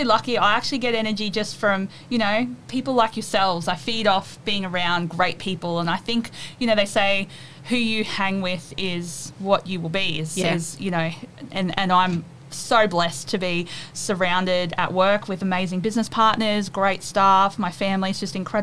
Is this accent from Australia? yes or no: yes; Mackay, Queensland, Australia; I was from Mackay